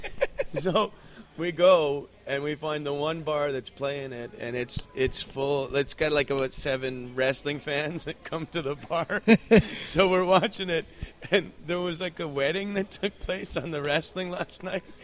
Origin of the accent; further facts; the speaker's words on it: Canada; moved away; I'm actually Canadian